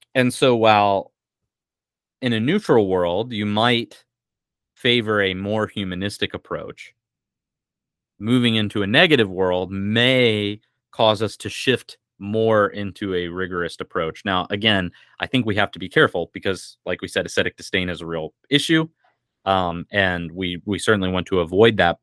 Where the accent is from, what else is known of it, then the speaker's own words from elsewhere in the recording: United States; as American Christians